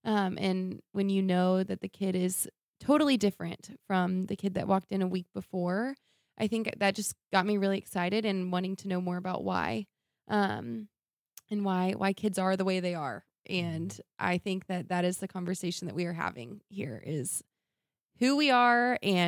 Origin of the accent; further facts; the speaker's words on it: Dallas, Texas, United States; born and raised in Dallas. I love it here. It's a great city.